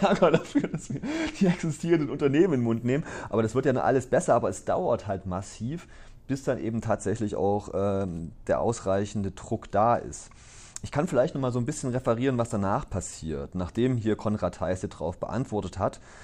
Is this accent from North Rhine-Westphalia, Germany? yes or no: no; Gera, Thuringia, Germany; now in Aalen, Germany; Ich bin ja groß geworden in Ostthüringen